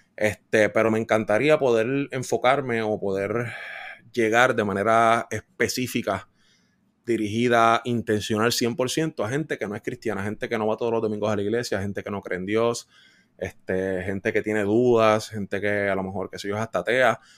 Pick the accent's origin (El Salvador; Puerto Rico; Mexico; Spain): Puerto Rico; Adjuntas; moved away as an adult; also born or lived in Fajardo, Puerto Rico / Guaynabo, Puerto Rico; me mudé entonces de, mi pueblo adjunta, me mudé para Fajardo